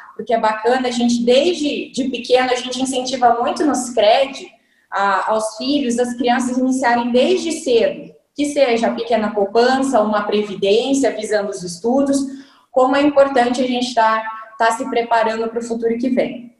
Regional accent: Brazil; a gente é brasileiro ainda

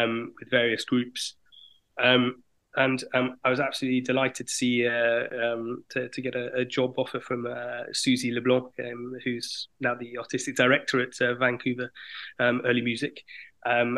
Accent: United Kingdom; moved away as an adult; now in France; initially I'm from Britain, but I lived in France now for the last 6 years

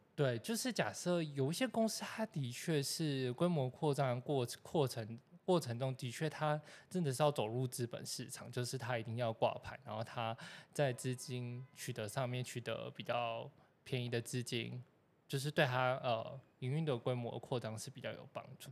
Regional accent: Taipei, Taiwan; 我就是土生土长的台北人

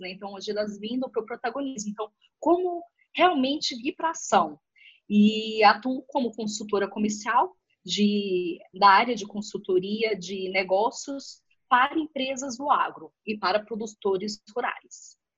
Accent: Balsas, Maranhão, Brazil; moved away; eu sou natural de Balsas, no Maranhão, uma cidadezinha que, a, que, que vive por conta do agronegócio. E em Balsas, eu sempre cresci

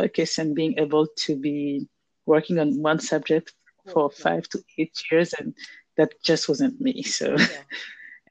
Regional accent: Abidjan, Côte d’Ivoire; moved away as an adult; also born or lived in France; now in Dakar, Senegal; I'm from Abidjan, Ivory Coast, Côte d'Ivoire. And I left my country to study in France in 1999.

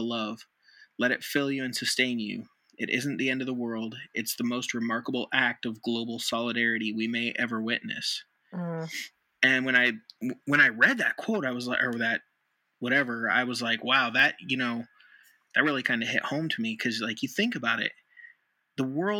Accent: Nevada, United States; Nevada's my home state

